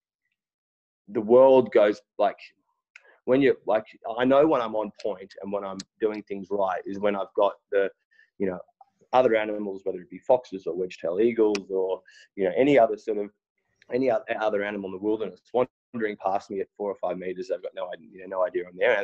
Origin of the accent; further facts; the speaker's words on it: Sydney, New South Wales, Australia; also born or lived in Berrima, New South Wales; I grew up in Bondi. I'm a born and raised Bondi boy there